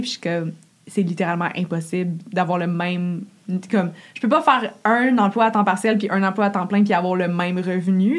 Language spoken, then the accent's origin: French; Gatineau, Quebec, Canada; Puis je viens de Gatineau, puis c'est comme une ville de fonctionnaires